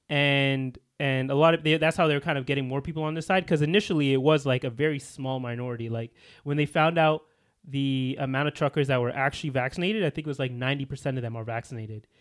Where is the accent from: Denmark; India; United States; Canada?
Canada; we're, we're Canadians